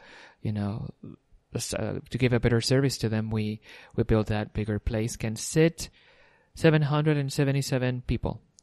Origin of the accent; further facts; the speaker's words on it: Puerto Rico; I myself was born and raised in Puerto Rico.